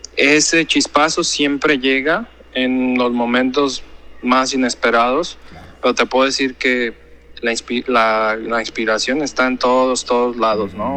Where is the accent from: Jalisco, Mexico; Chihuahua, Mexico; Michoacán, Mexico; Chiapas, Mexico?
Jalisco, Mexico; Guadalajara; moved away as an adult; also born or lived in Mérida; now in Hong Kong; soy de Guadalajara de Guadalajara, Jalisco. Mi padre era de Colima y mi madre era de, Guadalajara. Este, crecí con la cocina de Jalisco